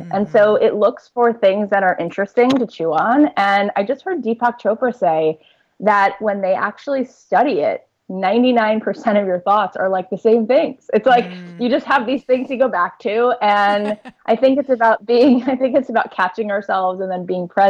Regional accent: South Florida, United States; I grew up in South Florida

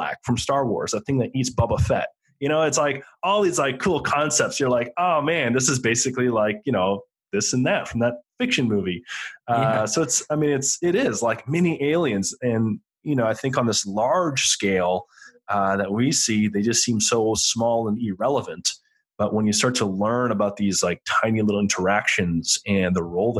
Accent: London, Ontario, Canada; moved away as an adult; also born or lived in Belle River, Ontario; now in Texas, United States; I grew up mostly within 2 to 4 hours of Toronto, mostly in the town of London, Ontario.

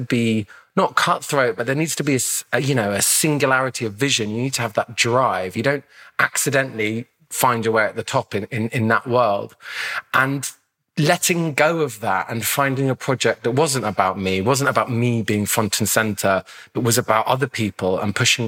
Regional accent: London, United Kingdom; I grew up in Lambeth in the 80s

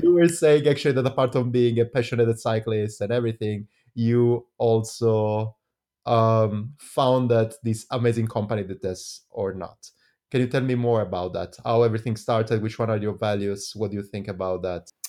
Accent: Italy; now in Switzerland; I'm coming from Italy.

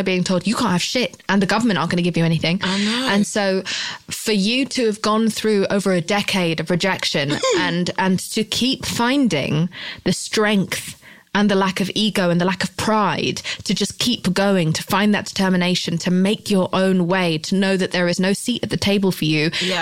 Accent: United Kingdom; I'm British

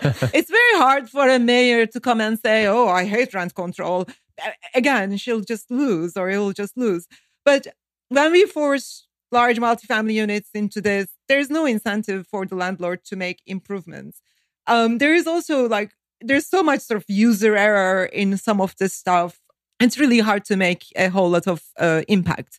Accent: Turkey; moved away as an adult; now in Northern Virginia, United States; I grew up in Turkey during a very hard time

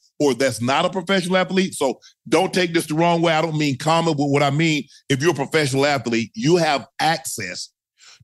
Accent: the South, United States; I'm from the South.

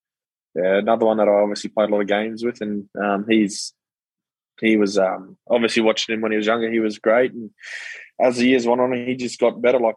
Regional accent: Queensland, Australia; being a Queenslander

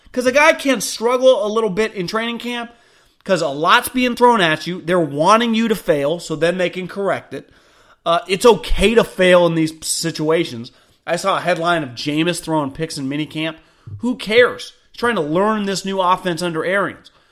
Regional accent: Davis, California, United States; I grew up in Davis

